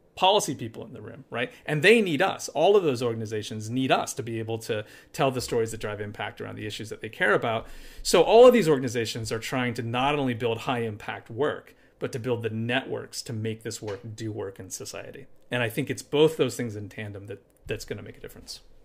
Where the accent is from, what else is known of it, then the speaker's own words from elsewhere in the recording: Appalachia, United States; now in Charlottesville, United States; I'm from Appalachia, it's where I grew up.